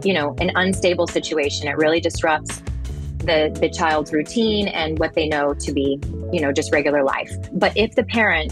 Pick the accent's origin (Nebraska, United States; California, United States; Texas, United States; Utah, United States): Texas, United States; I grew up in Texas